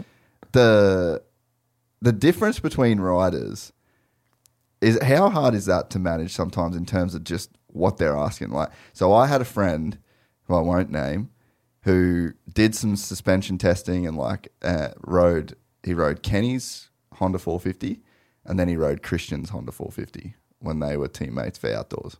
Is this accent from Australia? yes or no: yes; Australia; an Aussie kid